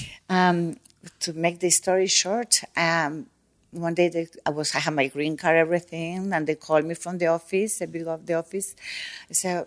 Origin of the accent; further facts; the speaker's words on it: Buenos Aires, Argentina; moved away as an adult; also born or lived in Mexico; I'm from Buenos Aires.